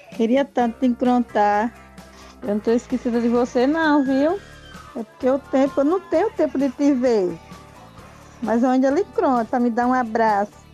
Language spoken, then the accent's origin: Portuguese; Piranhas, Alagoas, Brazil; sou de Piranhas Velha